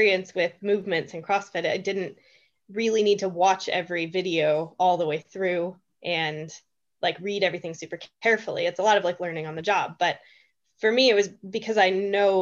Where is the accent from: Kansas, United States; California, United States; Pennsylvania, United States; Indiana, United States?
Pennsylvania, United States; now in Sweden; I'm from Pennsylvania